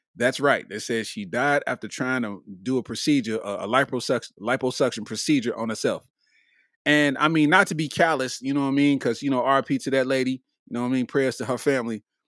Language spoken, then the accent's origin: English; Lexington, Kentucky, United States; I'm from Lexington, Kentucky, and we don't be having stuff like